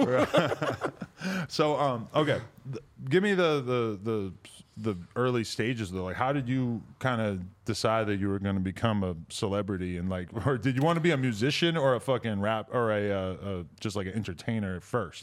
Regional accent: New Hampshire, United States; growing up in New Hampshire

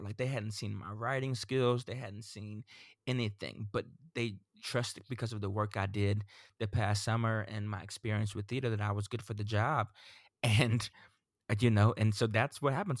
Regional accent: Central Florida, United States; also born or lived in Sarasota, Florida; I grew up in Central Florida

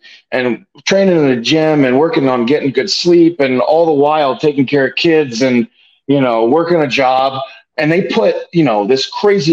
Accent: Bloomsburg, Pennsylvania, United States; I'm from Bloomsburg

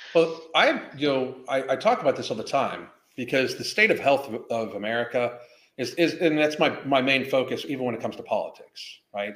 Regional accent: Pittsburgh, Pennsylvania, United States; now in Florida, United States; I grew up in Pittsburgh

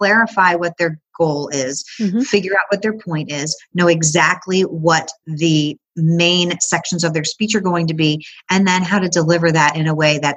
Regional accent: Chicago, Illinois, United States; now in Knoxville, United States; I grew up in the Chicago area, but now I live in Knoxville, Tennessee

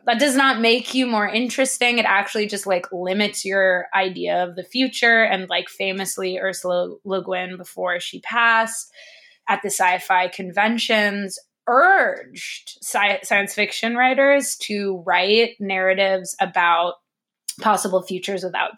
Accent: United States

